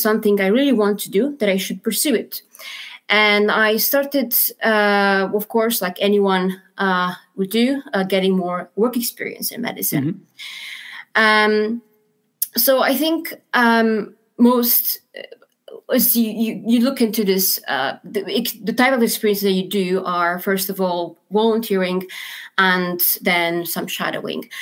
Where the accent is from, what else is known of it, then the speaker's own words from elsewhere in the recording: Romania; moved away as an adult; also born or lived in London, United Kingdom; now in Aberdeen, United Kingdom; I'm originally from Romania